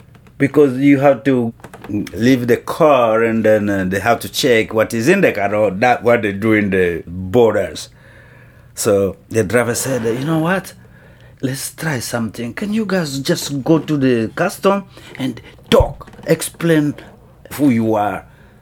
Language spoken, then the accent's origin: English; Kinshasa, DR Congo; We came from Kinshasa, and there was several bands from the Congo who was in Nairobi already.